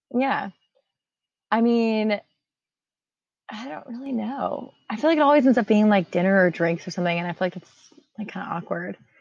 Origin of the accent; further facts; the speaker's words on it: Tampa, Florida, United States; I'm also from Tampa